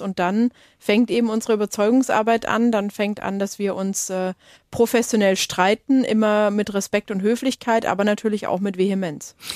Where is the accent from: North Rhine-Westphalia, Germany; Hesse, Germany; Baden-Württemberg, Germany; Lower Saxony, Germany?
Baden-Württemberg, Germany; Lake Constance; da bin ich aufgewachsen am Bodensee, so richtig auf dem Land